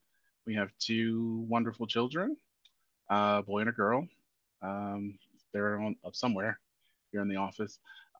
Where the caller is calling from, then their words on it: Nashville, Tennessee, United States; I am dialing in from Nashville, Tennessee, in the southeast portion of the United States.